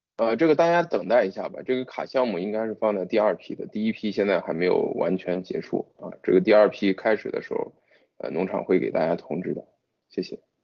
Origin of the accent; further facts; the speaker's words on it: China; 我们中国人